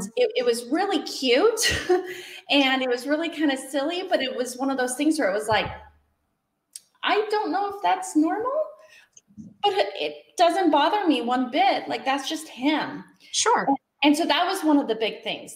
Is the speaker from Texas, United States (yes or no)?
no; Washington, United States; moved away as an adult; now in Wyomissing, United States; I was born and raised in Washington State, so complete polar opposite areas